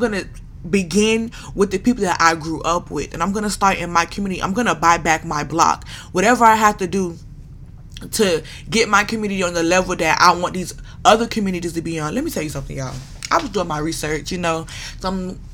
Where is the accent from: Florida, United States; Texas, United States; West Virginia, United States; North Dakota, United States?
Florida, United States; Broward County; A Broward County girl to the death of me. I am from Broward County